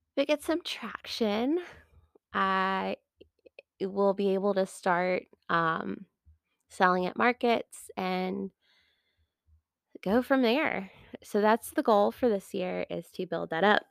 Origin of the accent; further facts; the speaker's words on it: United States; I'm from America